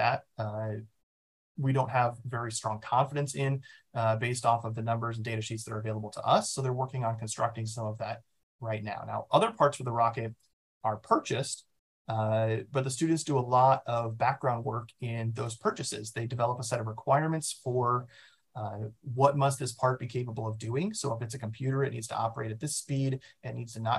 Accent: Omaha, Nebraska, United States; I was born in Omaha, Nebraska. I went to Millard South High School, which is sort of in the suburbs there

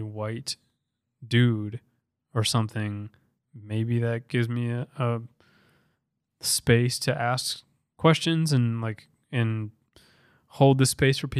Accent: Minnesota, United States; also born or lived in Paraguay; came and got adopted by like the best family in the world and grew up in Minnesota

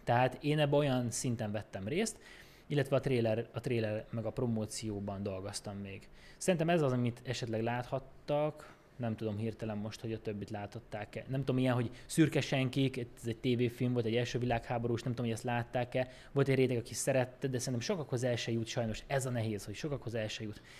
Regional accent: Békés, Hungary; now in Budapest, Hungary; én Békésről származom

